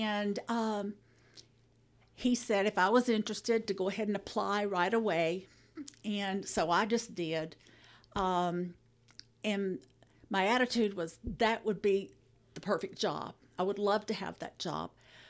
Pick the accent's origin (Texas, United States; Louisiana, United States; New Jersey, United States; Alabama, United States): Alabama, United States; Birmingham; born there; I was born in Birmingham, Alabama, and worked in a couple of churches in that area after I finished EFM.